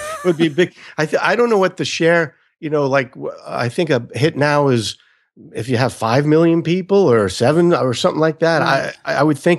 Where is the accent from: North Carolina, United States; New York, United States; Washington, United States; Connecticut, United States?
New York, United States; Brooklyn; I grew up in the New York area in Brooklyn